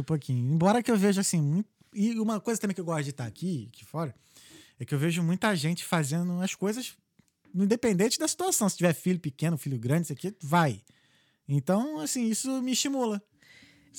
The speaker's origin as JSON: {"language": "Portuguese", "country": "Brazil", "moved": "yes", "said": "eu sou brasileiro"}